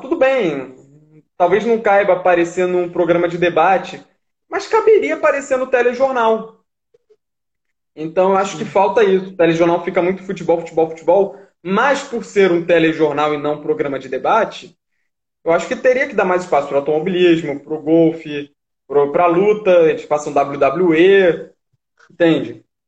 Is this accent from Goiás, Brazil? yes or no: no; Rio de Janeiro, Brazil; moved away; also born or lived in São Paulo; Eu sou carioca